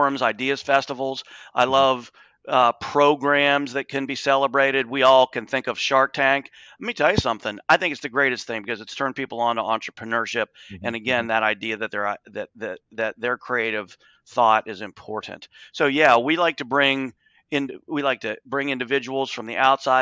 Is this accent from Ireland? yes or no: no; Appalachia, United States; I grew up in Appalachia. I watched the steel industry and pottery industry disintegrate